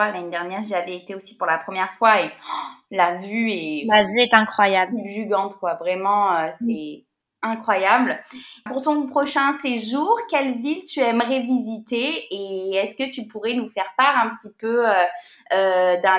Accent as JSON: {"language": "French", "town": "Marseille", "region": "Provence-Alpes-Côte d'Azur", "country": "France", "tie": "born or raised there", "said": "nous accueillons Mathilde qui nous vient tout droit de Marseille, ma ville natale."}